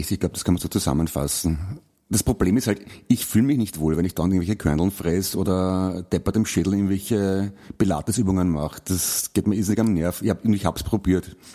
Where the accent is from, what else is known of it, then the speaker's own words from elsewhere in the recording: Vienna, Austria; mich als Wiener hinstellst, der ich ja bin und stolzer Wiener obendrein auch noch